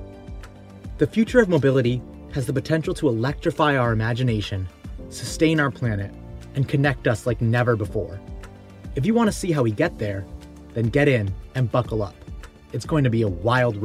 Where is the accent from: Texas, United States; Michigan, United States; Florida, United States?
Michigan, United States; Southeast; now in New York City, United States; I grew up in Southeast Michigan, the car capital of the world. Now I live in New York City